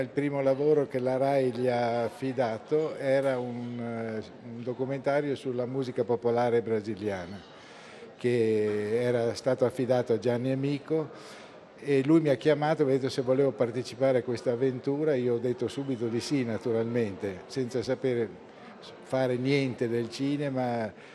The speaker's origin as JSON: {"language": "Italian", "town": "Bologna", "region": "Emilia-Romagna", "country": "Italy", "tie": "born or raised there", "moved": "yes", "lives_now": "Aquileia, Italy", "said": "quando ero ragazzino e vivevo a Bologna"}